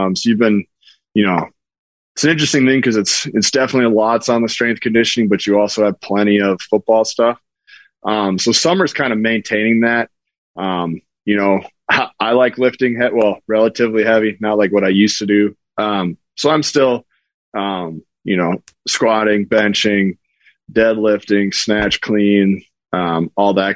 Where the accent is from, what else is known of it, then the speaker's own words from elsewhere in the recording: North Dakota, United States; I'm from North Dakota.